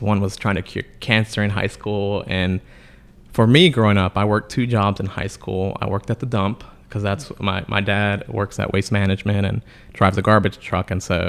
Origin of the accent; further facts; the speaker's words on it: Los Angeles, California, United States; now in Sanford, United States; And what was important for us was that growing up in LA, I was also really sick with asthma.